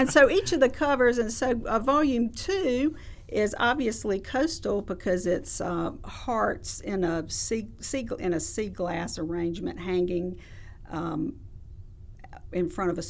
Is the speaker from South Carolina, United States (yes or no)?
yes; Lexington, South Carolina, United States; Yes, I'm from Lexington and grew up going to that library